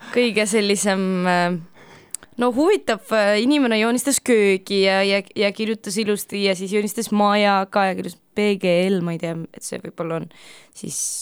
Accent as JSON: {"language": "Estonian", "region": "Ida-Viru County", "country": "Estonia", "said": "ma olen äh, pärit äh, Ida-Virumaalt"}